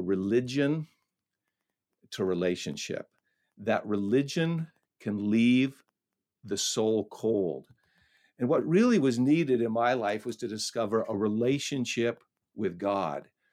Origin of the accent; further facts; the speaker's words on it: Canada; I grew up in a, in a very small town nestled up along the Ottawa River